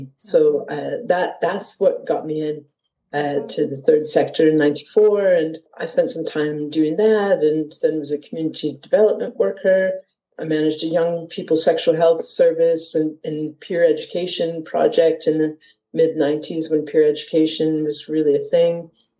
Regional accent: Detroit, Michigan, United States; moved away as an adult; now in Edinburgh, United Kingdom; I come from Detroit, Michigan, originally, and I arrived here, in 1993 on holiday and decided that Edinburgh was where I wanted to be and moved here permanently at the beginning of 94.

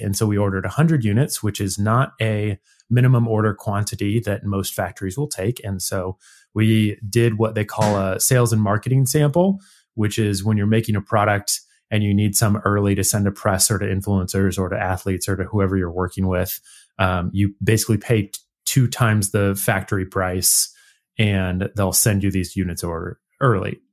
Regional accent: Nebraska, United States; moved away; we're all originally from Nebraska, again, central Midwest United States

